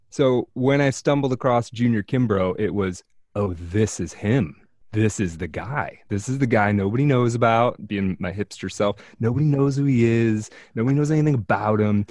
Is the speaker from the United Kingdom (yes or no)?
no; United States